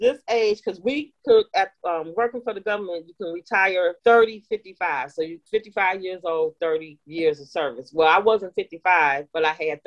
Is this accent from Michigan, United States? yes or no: yes; Detroit, Michigan, United States; now in Texas, United States; I grew up in Detroit, right across the street from Canada